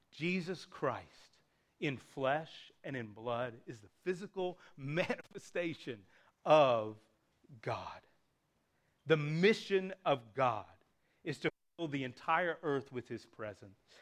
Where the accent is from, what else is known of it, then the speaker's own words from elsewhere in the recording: Appalachia, United States; my hometown, a small rural hometown in Appalachia